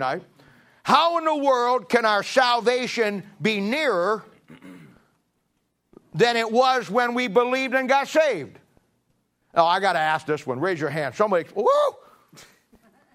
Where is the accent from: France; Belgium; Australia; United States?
United States; I'm an American.